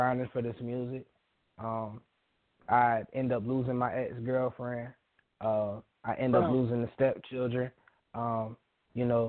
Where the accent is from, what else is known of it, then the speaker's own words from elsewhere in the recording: Panama City, Florida, United States; Really, I'm from Florida. I'm from Panama City, Florida